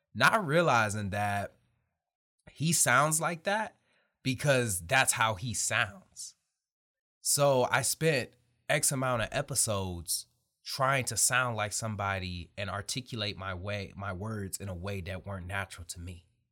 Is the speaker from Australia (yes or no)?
no; Detroit, Michigan, United States; I'm really somebody from Detroit, Michigan.